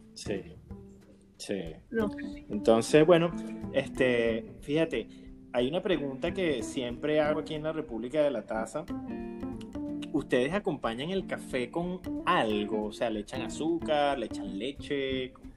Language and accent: Spanish; Venezuela; moved away as an adult; now in United States; yo tengo apenas cuatro años aquí en, los Estados Unidos y estaba tan cerca como venezolano.